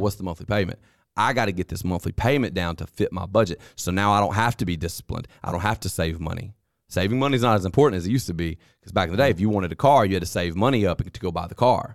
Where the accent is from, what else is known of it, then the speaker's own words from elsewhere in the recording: United States; as an American